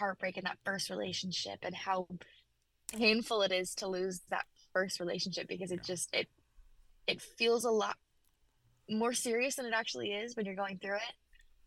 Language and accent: English; Memphis, Tennessee, United States; I grew up in Memphis, Tennessee, so country music is really where I came from